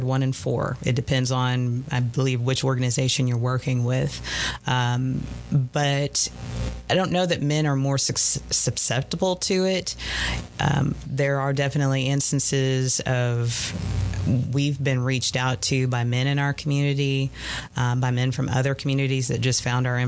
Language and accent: English; the South, United States; we're from the South